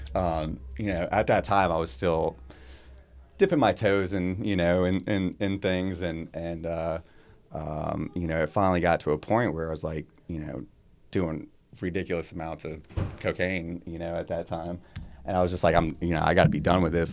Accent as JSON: {"language": "English", "region": "Florida", "country": "United States", "tie": "born or raised there", "moved": "yes", "lives_now": "Baltimore, United States", "said": "growing up in Florida"}